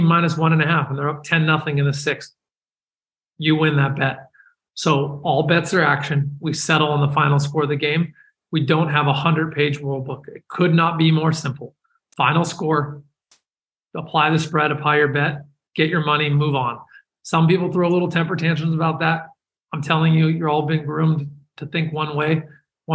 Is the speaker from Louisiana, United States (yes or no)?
no; San Francisco, California, United States; I'm from San Francisco